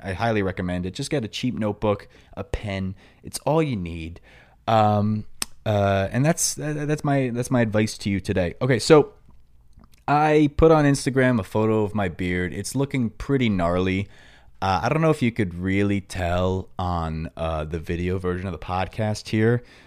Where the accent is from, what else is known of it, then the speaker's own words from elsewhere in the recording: New York, United States; accent: New York; My New York accent